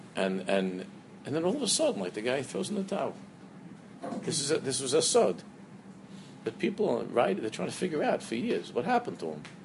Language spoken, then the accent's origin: English; New York City, New York, United States; the shtibel that I grew up in in Queens